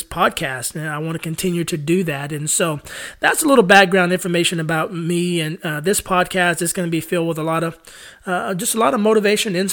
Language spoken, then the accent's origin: English; San Antonio, Texas, United States; moved away as an adult; now in Nashville, United States; I'm originally from San Antonio, Texas. I moved to Nashville, Tennessee, where I've been living here for the past 11 years.